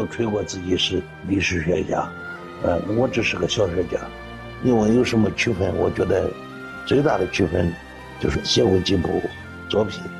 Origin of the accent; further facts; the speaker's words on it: China; 我从小在黄河这个太阳渡旁边，我就是太阳渡的孩子，就是黄河的儿子。